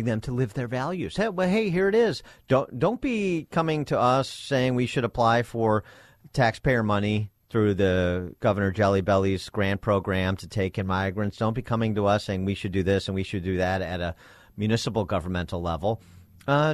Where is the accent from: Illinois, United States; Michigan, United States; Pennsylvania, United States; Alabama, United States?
Illinois, United States; Wheaton; when I was growing up in Wheaton